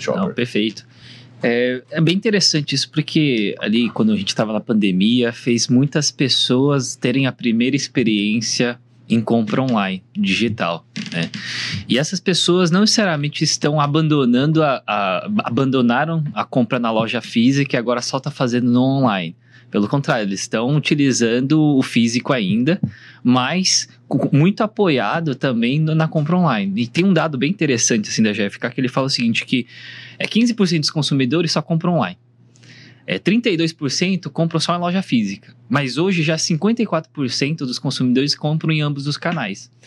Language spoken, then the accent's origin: Portuguese; Brazil; also born or lived in South Korea; eu sou, na verdade, sul-coreano, nasci na Coreia, mas cresci aqui no Brasil